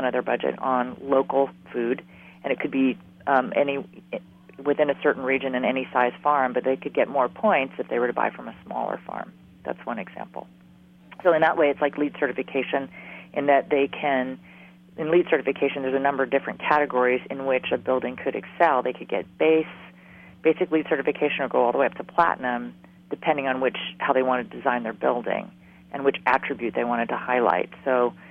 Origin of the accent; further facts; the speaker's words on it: Hawaii, United States; moved away; I'm from Hawaii